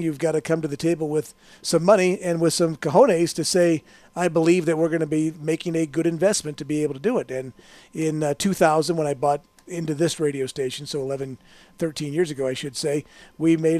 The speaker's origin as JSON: {"language": "English", "town": "St. Louis", "region": "Missouri", "country": "United States", "tie": "born or raised there", "also_born_or_lived": "Aurora, Illinois", "moved": "yes", "lives_now": "Las Vegas, United States", "said": "growing up in St. Louis, listening to Jack Buck"}